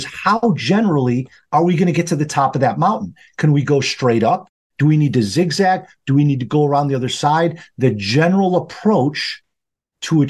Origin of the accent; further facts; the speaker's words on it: just outside Chicago, Illinois, United States; I'm a Midwesterner by trade, so I grew up just outside Chicago in Illinois. And I have lived here all of my life